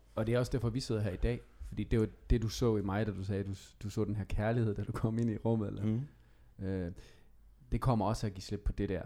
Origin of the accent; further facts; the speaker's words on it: Skive, Central Denmark Region, Denmark; jeg er selv fra Skive